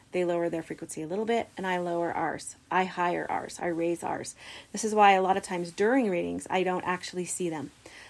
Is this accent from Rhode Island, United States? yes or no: no; Idaho Falls, Idaho, United States; also born or lived in Logan, Utah; I'm from Idaho Falls, Idaho. I've been living here for most of my life. I did live 12 years in Logan, Utah, but I've been here most of the time.